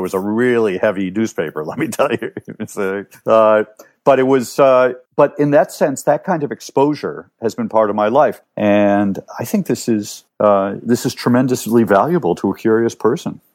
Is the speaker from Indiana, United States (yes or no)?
no; New York, United States; moved away as an adult; also born or lived in Cleveland, Ohio / England; now in Rome, Italy; I grew up mostly in New York, but I lived in Cleveland, Ohio